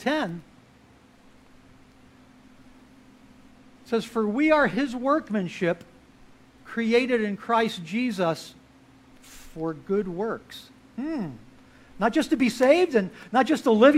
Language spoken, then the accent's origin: English; Florida, United States; moved away as an adult; also born or lived in Galveston, Texas; I grew up in Florida, got to Texas as fast as I could, but that was after college.